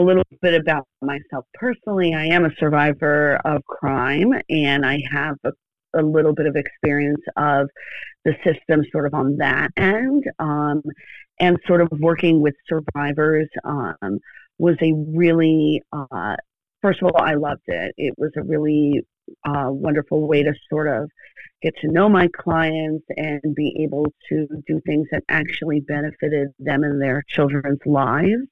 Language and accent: English; Wilkes-Barre, Pennsylvania, United States; also born or lived in Pittsburgh, Pennsylvania; I am originally from Pennsylvania, so I am still in the state of my birth and upbringing. I'm originally from Wilkes-Barre, Pennsylvania.